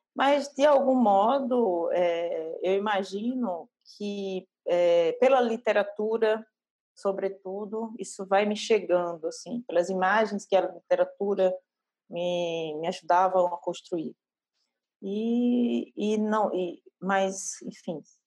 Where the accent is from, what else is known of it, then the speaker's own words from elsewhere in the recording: Northeast Region, Brazil; eu sou do Nordeste, né? E não querendo colar já no estereótipo, mas eu, eu cresci numa cidade interior